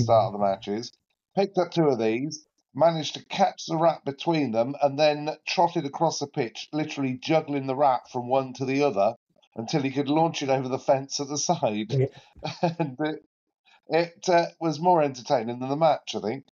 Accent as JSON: {"language": "English", "town": "Oxford", "region": "South East England", "country": "United Kingdom", "tie": "born or raised there", "moved": "yes", "lives_now": "Luton, United Kingdom", "said": "my hometown club, Oxford United"}